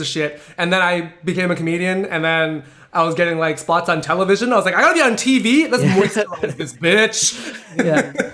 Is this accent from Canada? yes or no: yes; Canada; I grew up in, in North America. I grew up in Canada.